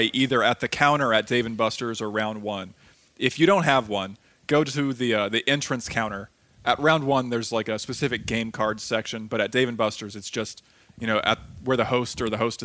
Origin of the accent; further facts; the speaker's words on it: Ohio, United States; I'm from that region